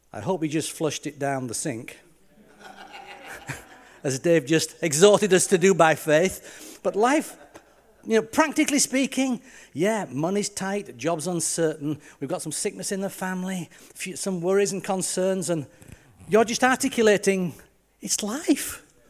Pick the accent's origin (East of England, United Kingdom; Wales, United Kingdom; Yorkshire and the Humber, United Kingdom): Yorkshire and the Humber, United Kingdom; moved away; also born or lived in Leicester / Lancaster; I'm just proud of being Yorkshire.